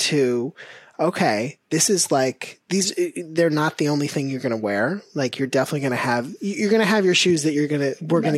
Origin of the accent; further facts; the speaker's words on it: Florida, United States; growing up in Florida, you're like playing outside all the time